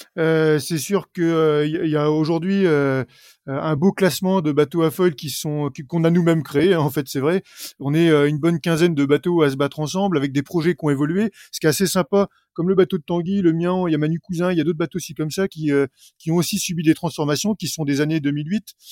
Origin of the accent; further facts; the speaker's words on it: Normandy, France; On est quelques coureurs normands